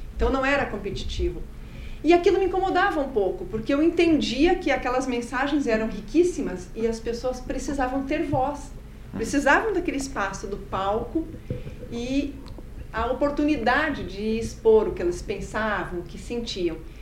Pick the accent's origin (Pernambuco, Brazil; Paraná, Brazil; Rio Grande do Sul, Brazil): Paraná, Brazil; interior of; also born or lived in Marechal Cândido Rondon / Matelândia / Ponta Grossa / São Paulo; Eu sou paranaense, sim. Eu nasci em Marechal Cândido Rondon. Ah. Passei a minha infância né, no interior do Paraná.